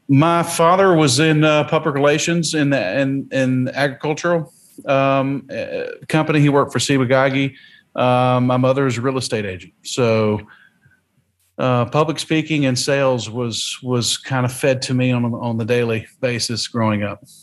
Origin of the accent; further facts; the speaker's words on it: North Carolina, United States; also born or lived in Hong Kong; now in Alamo, Tennessee, United States; the community I was raised in in North Carolina was very similar to the communities we have here in West Tennessee